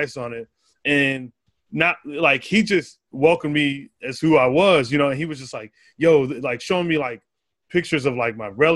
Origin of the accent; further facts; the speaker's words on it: Arizona, United States; moved away; I grew up in Arizona